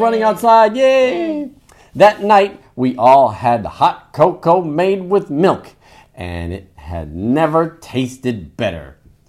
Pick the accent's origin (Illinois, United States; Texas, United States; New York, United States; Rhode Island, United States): Rhode Island, United States; Where I grew up in Rhode Island, it took over a week for snow plows to get to our street.